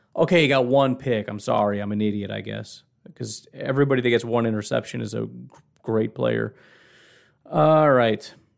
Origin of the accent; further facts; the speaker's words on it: Illinois, United States; I grew up in Illinois